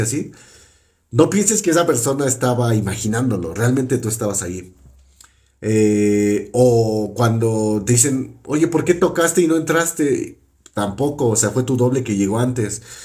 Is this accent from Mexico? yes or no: yes; Mexico; Aquí en México